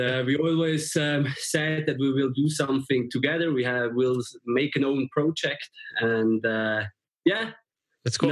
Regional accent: Switzerland; we are from Switzerland

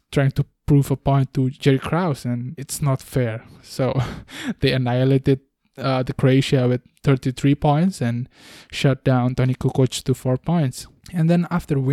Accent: Bali, Indonesia; I was raised in Bali

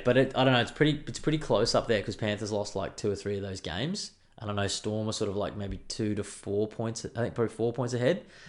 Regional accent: Queensland, Australia; I'm a Queenslander

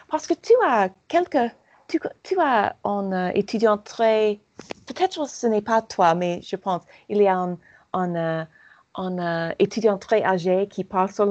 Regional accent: Paris, Île-de-France, France; je suis je suis parisienne

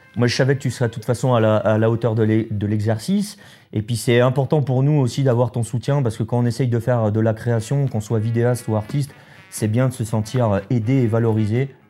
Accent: France; on est français

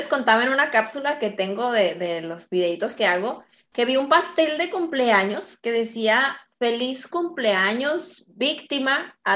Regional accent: Mexico; soy mexicana, soy psicóloga, hipnoterapeuta y coach ontológico.

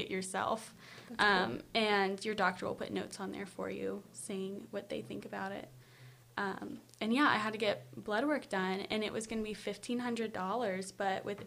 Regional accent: Louisville, Kentucky, United States; I'm from Louisville, Kentucky

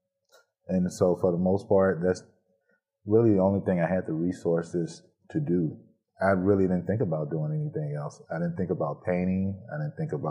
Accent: Elberton, Georgia, United States; now in Saginaw, United States; I'm originally from Elberton, Georgia, which is a small community in North Georgia. And I had the support of the whole community pretty much.

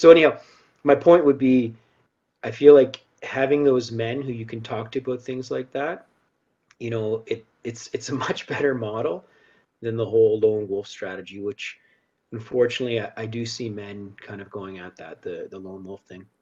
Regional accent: Halifax, Nova Scotia, Canada; moved away as an adult; now in Calgary, Canada; I'm originally from Halifax, the East Coast. Grew up there, um, moved here, chasing a girl

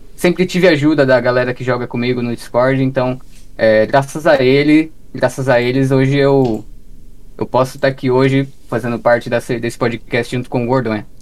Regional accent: Ibiúna, São Paulo, Brazil; accent: paulista; moved away as an adult; also born or lived in Cotia; now in Japan; Eu sou de uma cidade do interior chamada Ibiúna

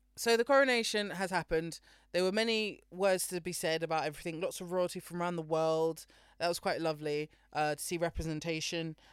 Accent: United Kingdom; being British in Britain right now

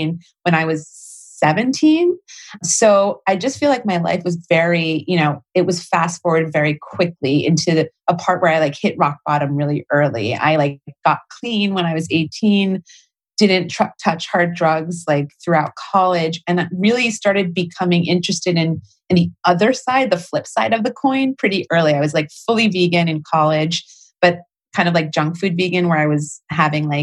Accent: New Jersey, United States; I grew up pretty mainstream in New Jersey, right outside New York City

